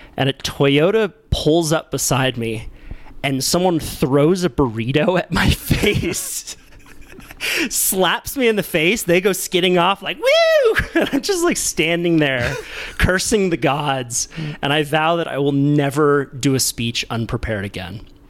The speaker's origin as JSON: {"language": "English", "town": "Santa Cruz", "region": "California", "country": "United States", "tie": "born or raised there", "said": "I was born in Santa Cruz, you know, grew up with a friend, good friend group of surfers. When I'm in Santa Cruz, like people know me"}